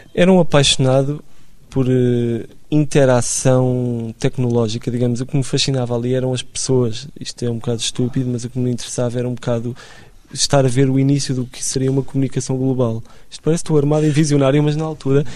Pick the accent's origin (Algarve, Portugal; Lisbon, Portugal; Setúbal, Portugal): Lisbon, Portugal; Eu cresci em Benfica